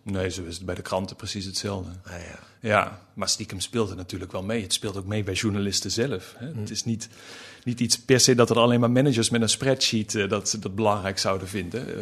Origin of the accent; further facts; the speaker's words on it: North Limburg, Netherlands; moved away; Dat las ik al in de bibliotheek eh, in, in Noord-Limburg, waar ik vandaan kom.